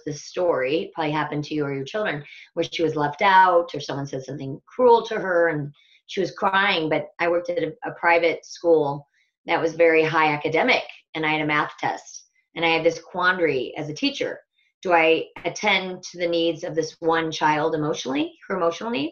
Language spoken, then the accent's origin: English; Omaha, Nebraska, United States; now in Bend, United States; I was born right in the middle of the United States in the Midwest in a town called Omaha, Nebraska, to a large Irish Catholic family.